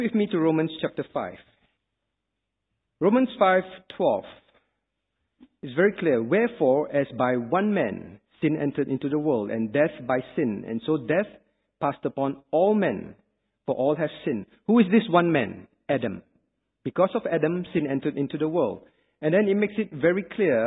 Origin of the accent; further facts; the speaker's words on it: Singapore; I'm a Singaporean. Did I have a choice not to be a Singaporean? I did not. When my parents decided to have me, when I was born, I was automatically a Singaporean